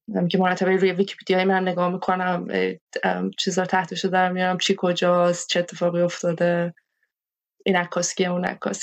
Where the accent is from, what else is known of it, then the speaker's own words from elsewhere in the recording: Iran; moved away; also born or lived in Haiti; حتی توی ایران حتی توی من توی دهه 60 بزرگ شدم